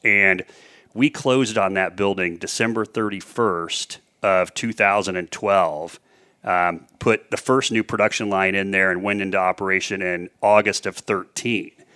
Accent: Indianapolis, Indiana, United States; also born or lived in Danville, Indiana; I grew up west side of Indianapolis, one of four kids

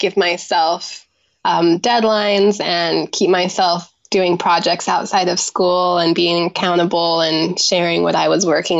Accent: Washington, United States; Grew up in Washington State on my grandparents' apple orchard

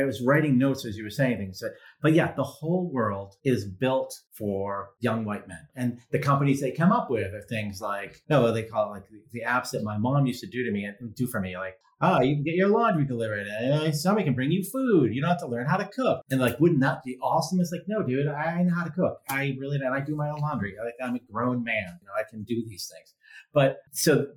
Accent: Massachusetts, United States; I grew up in Massachusetts

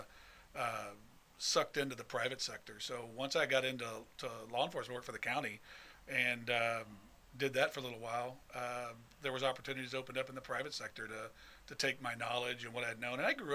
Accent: Houston, Texas, United States; Born southeast, grew up in southwest, A-Leaf.

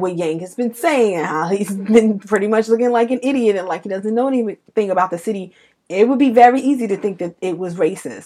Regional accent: New York City, New York, United States; I'm from Bed Stuy

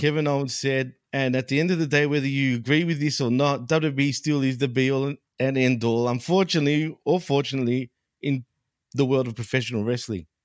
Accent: Melbourne, Victoria, Australia; in my neck of the woods, dude, in my hometown, Melbourne.

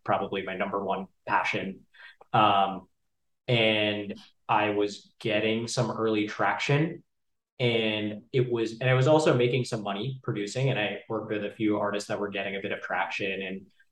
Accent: Dallas, Texas, United States; I'm from Dallas

